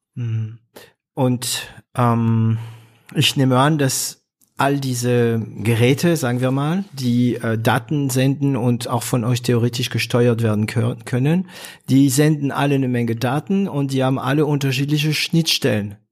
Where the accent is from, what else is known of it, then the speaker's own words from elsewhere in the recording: northern France, France; German is a second language; moved away; ich komme aus Nordfrankreich. Ist eine Region, wo, ähm, also es ist eine Region, die in der 70er Jahre richtig runterging, weil man, das ist die Region Kohle